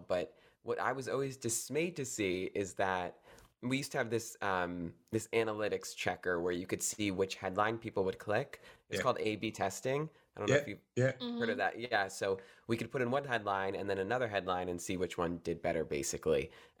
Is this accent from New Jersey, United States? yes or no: yes; New Jersey, United States; now in Connecticut, United States; I grew up here in New Jersey in the United States. And now I'm in Connecticut